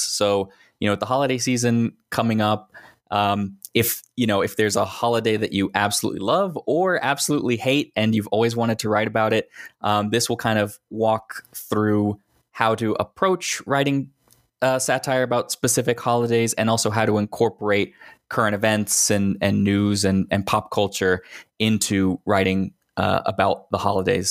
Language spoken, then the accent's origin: English; Texas, United States; also born or lived in Northeast United States; now in Northeastern United States; I grew up in Texas